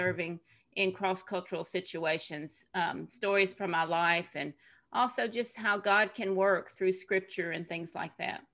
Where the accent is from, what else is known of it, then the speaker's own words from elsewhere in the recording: Tennessee, United States; moved away as an adult; also born or lived in Ivory Coast / Middle East and North Africa; I'm from Tennessee originally. and very typical, what you would think of as a Southern girl